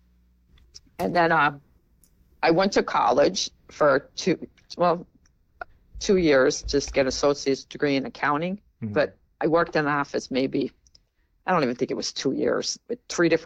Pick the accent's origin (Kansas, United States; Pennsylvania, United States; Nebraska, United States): Pennsylvania, United States; Plains; I grew up in Plains. So I went to Wilkes-Barre Area School District. So I was born and raised there and stayed there my whole life